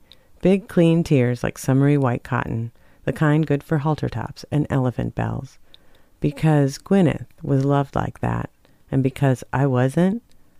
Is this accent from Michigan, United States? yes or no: no; Minnesota, United States; moved away; also born or lived in Portland; I'm too Minnesotan for that.